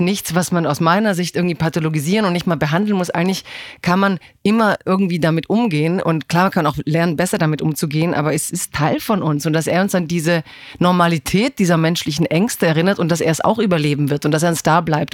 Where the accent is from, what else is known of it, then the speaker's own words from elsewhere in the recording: Stuttgart, Baden-Württemberg, Germany; Ich komme aus einer Autostadt. Also ich komme ja eigentlich aus Stimmt. Stuttgart